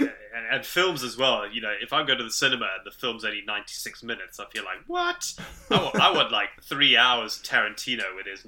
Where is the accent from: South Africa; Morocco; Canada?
South Africa; accent: Zimbabwean; also born or lived in Zimbabwe; So I was born in Zimbabwe, but we moved to South Africa when I was quite young.